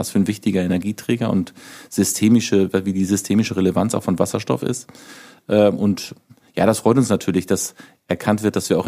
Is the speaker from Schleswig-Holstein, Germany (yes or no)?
yes; Schleswig-Holstein, Germany; ich komme nun mal aus Nordfriesland, da war damals schon 2009 schon genügend Windstrom vorhanden